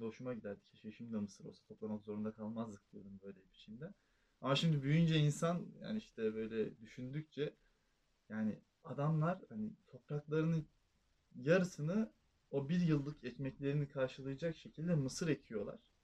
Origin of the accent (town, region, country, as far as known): Trabzon, Turkey